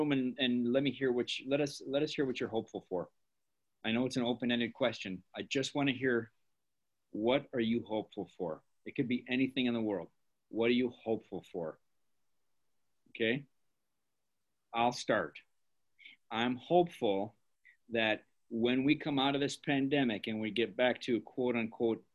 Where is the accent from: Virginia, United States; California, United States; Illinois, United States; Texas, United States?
Illinois, United States; Elgin; Miss Pelletier and I grew up in Elgin at different times in our life